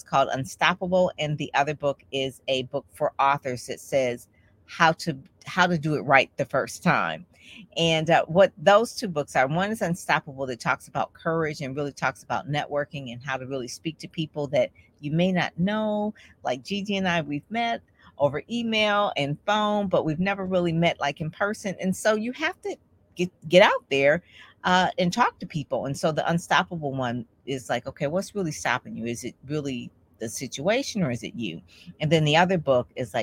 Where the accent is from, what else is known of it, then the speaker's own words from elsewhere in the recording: Detroit, Michigan, United States; I am from Detroit, Michigan